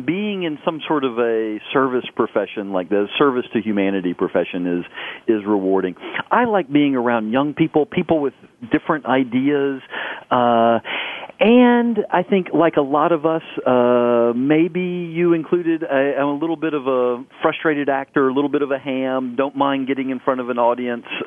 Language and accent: English; United States; growing up in the States